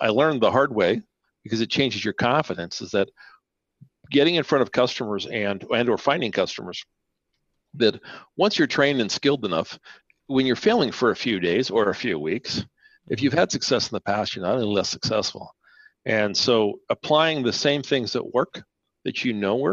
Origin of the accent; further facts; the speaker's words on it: Canada; first language Spanish; which is a mother language of mine, but not what I spoke most of my life growing up in Canada